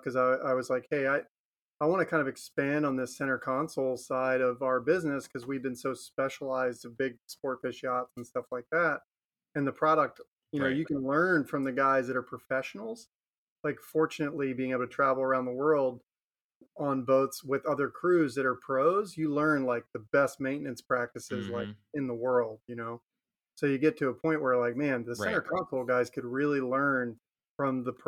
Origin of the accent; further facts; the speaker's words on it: Maryland, United States; now in Florida, United States; I'm from Maryland originally. Like, I grew up around the Chesapeake Bay